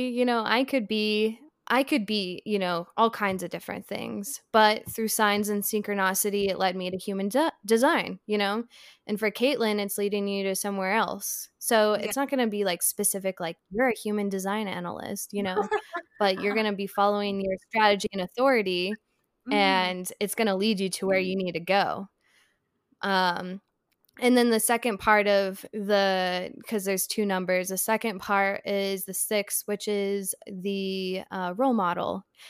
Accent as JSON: {"language": "English", "region": "Idaho", "country": "United States", "lives_now": "Asheville, United States", "said": "right now I'm in Asheville, North Carolina, and then I'm from Idaho"}